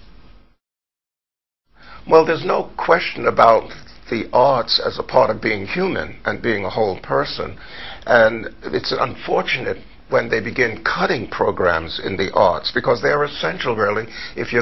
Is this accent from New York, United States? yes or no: yes; New York City, New York, United States; also born or lived in Harlem; I grew up in New York City, born in Harlem, raised in the Bronx